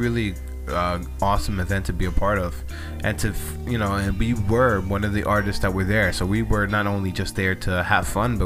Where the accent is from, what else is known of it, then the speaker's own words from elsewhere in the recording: United States; we as American citizens